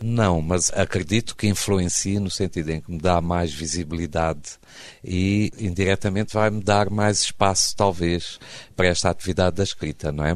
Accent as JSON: {"language": "Portuguese", "town": "Beira", "region": "Sofala", "country": "Mozambique", "tie": "born or raised there", "also_born_or_lived": "Porto, Portugal", "moved": "yes", "said": "na cidade da Beira, que foi onde eu cresci, onde me tornei adolescente"}